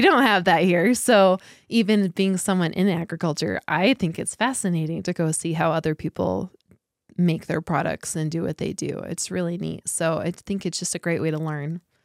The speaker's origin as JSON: {"language": "English", "town": "Ignacio", "region": "Colorado", "country": "United States", "tie": "born or raised there", "said": "I grew up in, outside of a very small town called Ignacio, which is close to here."}